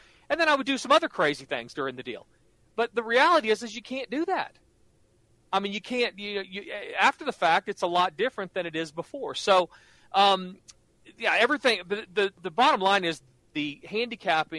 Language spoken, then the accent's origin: English; Norman, Oklahoma, United States; I grew up like you in Norman, Oklahoma, where college football is king